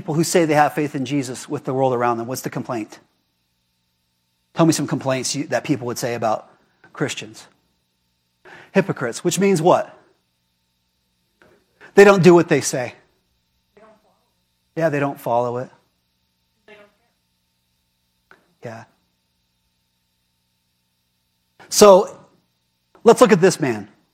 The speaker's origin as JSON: {"language": "English", "country": "United States", "said": "I am American"}